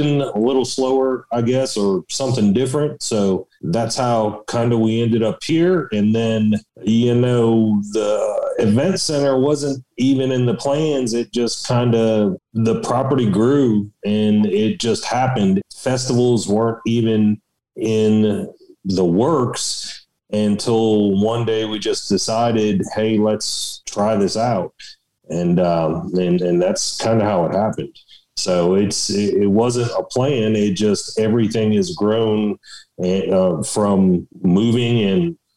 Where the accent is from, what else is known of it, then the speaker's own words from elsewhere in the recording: Palm Beach County, Florida, United States; moved away as an adult; now in West Virginia, United States; I grew up in South Florida